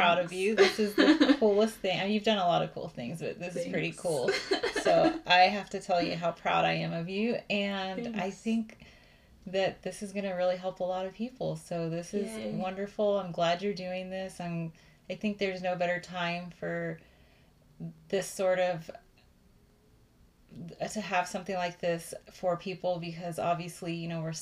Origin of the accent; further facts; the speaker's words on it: Austin, Texas, United States; I was born in Austin, Texas. So I am a Texas girl